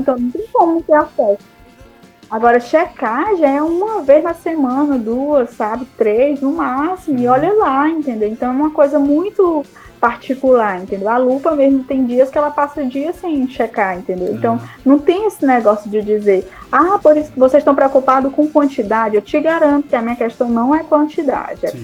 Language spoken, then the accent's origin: Portuguese; Piauí, Brazil; a gente é do Piauí